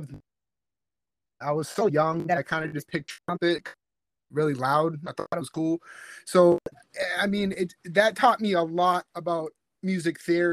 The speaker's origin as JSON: {"language": "English", "area": "South Shore", "region": "Massachusetts", "country": "United States", "tie": "born or raised there", "also_born_or_lived": "Virginia", "said": "I was born in Virginia, but I moved up north before I was even 1 year old. So I'm a South Shore, Massachusetts head."}